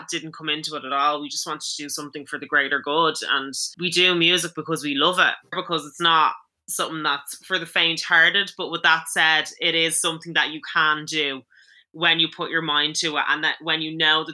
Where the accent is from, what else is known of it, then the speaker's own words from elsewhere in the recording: Ireland; Growing up in Ireland